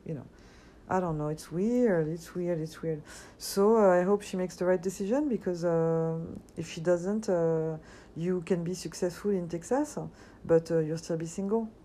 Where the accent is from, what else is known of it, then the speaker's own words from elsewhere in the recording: Paris, Île-de-France, France; now in United States; I grew up and I was born in Paris.